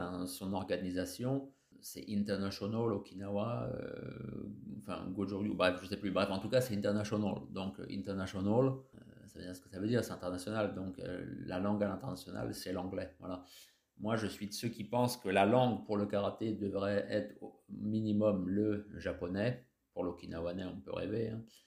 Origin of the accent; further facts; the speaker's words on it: France; nous les Français, en anglais, on n'est pas très fort